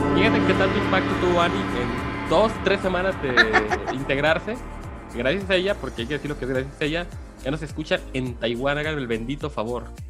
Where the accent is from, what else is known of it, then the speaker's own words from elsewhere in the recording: Mexico; en un pueblo cercano al rancho donde yo nací